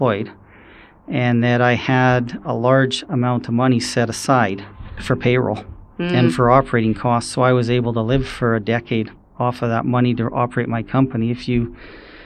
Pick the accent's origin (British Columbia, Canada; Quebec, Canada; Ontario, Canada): British Columbia, Canada; Powell River; Born and raised here in town